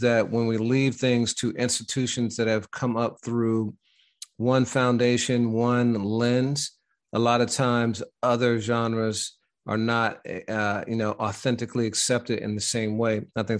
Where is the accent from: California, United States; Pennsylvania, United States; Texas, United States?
Pennsylvania, United States; Pittsburgh; You know, being from Pittsburgh and I'm from the Midwest, you know how, you know, sometimes growing up, people would ask if you wanted a Coke